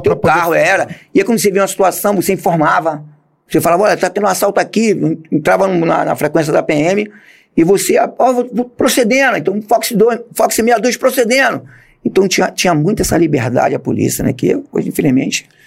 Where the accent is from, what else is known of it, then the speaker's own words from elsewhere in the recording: Rio de Janeiro, Brazil; also born or lived in Roraima; nasci em Bom Sucesso e fui criado é, em Olaria, Ramos, toda aquela área. Logo em seguida eu fui para Roraima